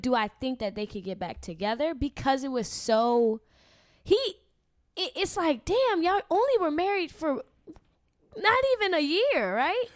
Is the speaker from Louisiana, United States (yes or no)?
yes; Louisiana, United States; I'm from Louisiana